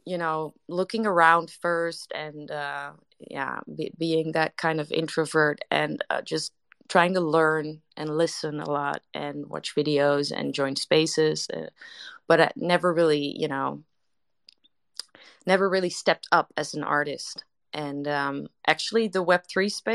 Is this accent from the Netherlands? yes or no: yes; Netherlands; English is a second language; I'm Dutch to everybody here that's in the room right now, so English is not my first language